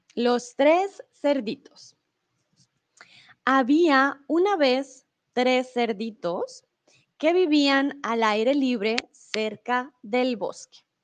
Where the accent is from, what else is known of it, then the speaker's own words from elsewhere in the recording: Colombia; first language Spanish; now in Germany; soy de Colombia, pero comúnmente vivo en Alemania y ahora estoy en ah, México